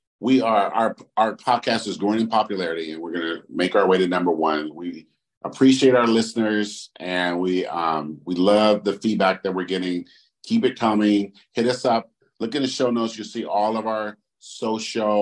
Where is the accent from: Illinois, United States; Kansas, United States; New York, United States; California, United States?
California, United States; Oakland; I grew up in Oakland